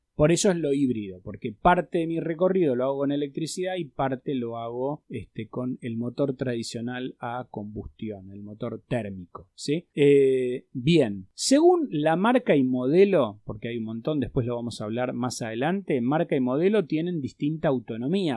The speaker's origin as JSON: {"language": "Spanish", "country": "Argentina"}